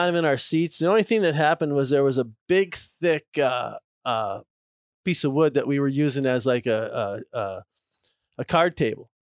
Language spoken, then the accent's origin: English; Minnesota, United States; moved away; I'm from Minnesota